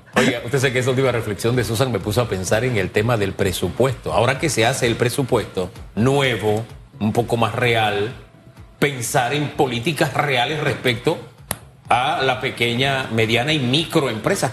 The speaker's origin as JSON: {"language": "Spanish", "country": "Panama", "said": "Somos panameños"}